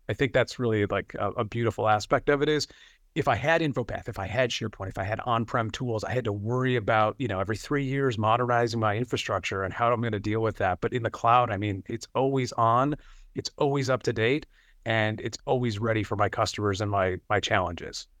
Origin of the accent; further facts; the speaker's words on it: Buffalo, New York, United States; I am from Buffalo, New York